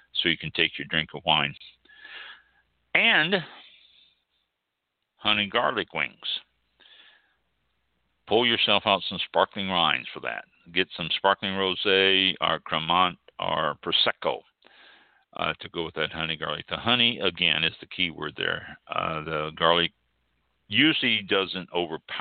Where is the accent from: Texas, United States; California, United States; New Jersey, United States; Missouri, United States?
Missouri, United States; Kansas City; I am from Kansas City, and that's what I grew up on